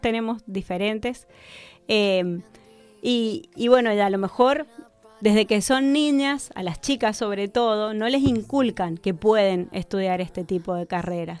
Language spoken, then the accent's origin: Spanish; Mendoza, Argentina; moved away as an adult; now in Neuquén, Argentina; nací en Mendoza, viví en Mendoza hasta los 28 años, me fui de allá hace 20